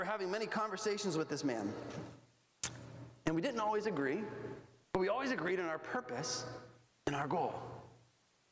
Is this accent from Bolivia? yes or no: yes; Bolivia; moved away; when I grew up in Bolivia